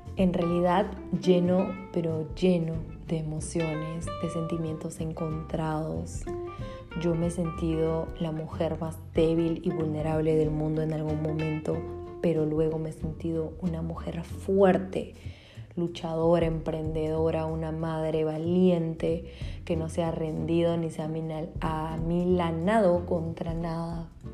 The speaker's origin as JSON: {"language": "Spanish", "country": "Peru", "moved": "as an adult", "lives_now": "Berlin, Germany", "said": "yo soy de Perú"}